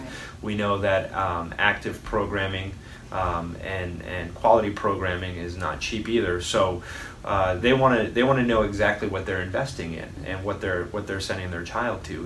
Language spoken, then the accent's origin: English; Fall River, Massachusetts, United States; also born or lived in Westport, Massachusetts; I grew up in Westport and Fall River, mm-hmm. Um, split time between both.